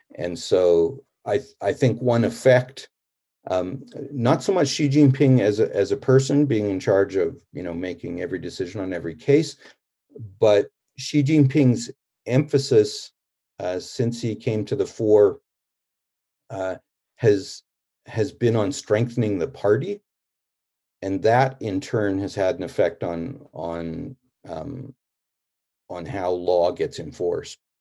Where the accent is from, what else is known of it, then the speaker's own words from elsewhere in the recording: Canada; I'm a Canadian